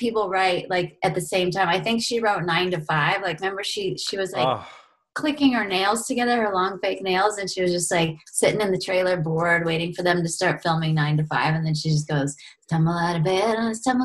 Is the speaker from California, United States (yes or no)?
yes; California, United States; I'm from California.